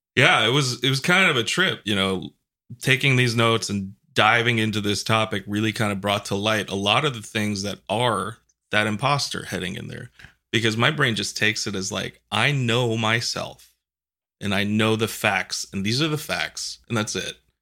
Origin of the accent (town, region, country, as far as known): New York, United States; moved away